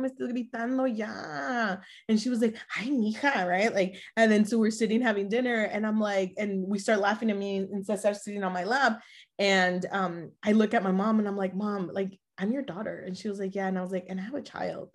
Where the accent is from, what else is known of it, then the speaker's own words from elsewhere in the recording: Los Angeles, California, United States; also born or lived in Mexico; now in San Antonio, United States; we were raised in Los Angeles